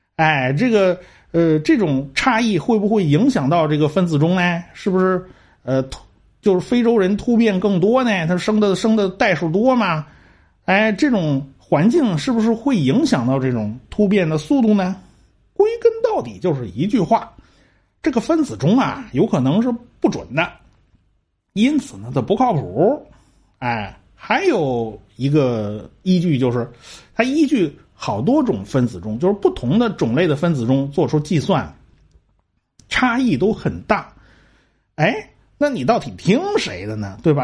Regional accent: China; 我们中国人大部分都是这种齿形啊

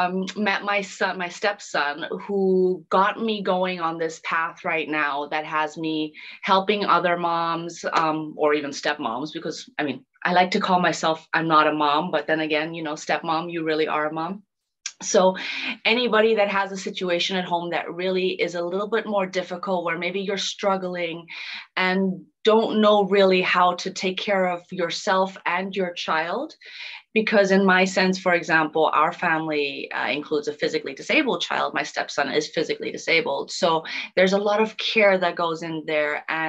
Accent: Germany; born there; also born or lived in Dominican Republic; So originally, I was born in Germany, but I've been fortunate enough to have traveled and lived in many different places around the world, amongst them Africa, Thailand, Dominican Republic.

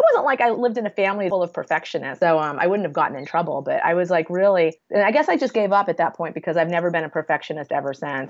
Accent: Chelsea, Massachusetts, United States; moved away; I grew up in Chelsea, Massachusetts, which is a little shithole in Massachusetts. It's like 5 minutes outside of Boston, but culturally, it's very, very far from any kind of urban center. It's a very urban place. It's super urban

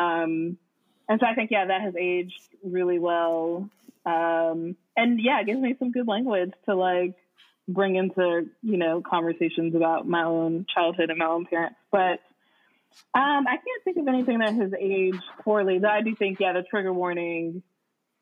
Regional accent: United States; I'm from Lake County

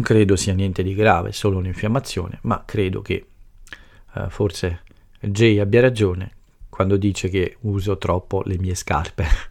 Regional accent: Italy; il mio paese e la nostra cultura

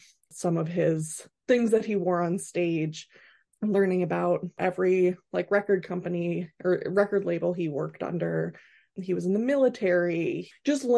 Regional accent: Wisconsin, United States; I was born in Wisconsin, so technically a cheese head.

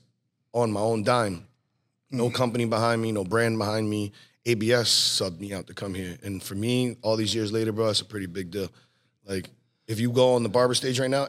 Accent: New Jersey, United States; also born or lived in Pennsylvania; I was born in PA. I moved to Jersey when I was 3, and I was pretty much raised in Jersey all my life.

